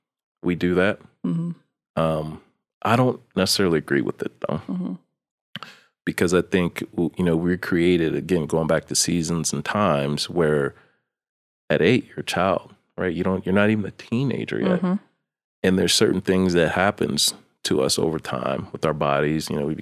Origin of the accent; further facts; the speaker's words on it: East Coast, United States; In the midst of having to navigate growing up on the East Coast, in the streets, thank God for mentors.